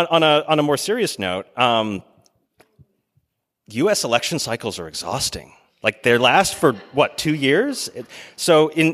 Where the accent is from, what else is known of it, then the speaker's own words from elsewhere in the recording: Canada; now in United States; I'm born and raised in Canada.